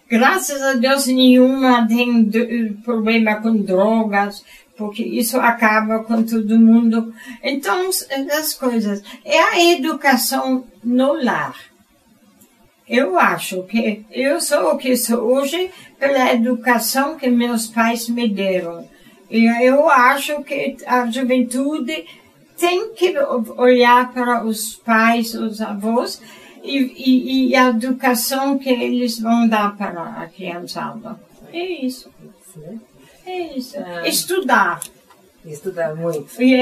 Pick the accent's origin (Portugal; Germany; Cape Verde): Germany; Portuguese is a second language; now in Brazil; na Alemanha na região onde eu morava